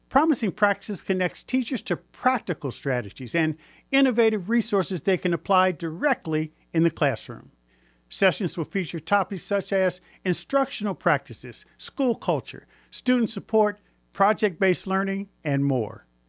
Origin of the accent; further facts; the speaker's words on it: Indianapolis, Indiana, United States; I grew up in Indianapolis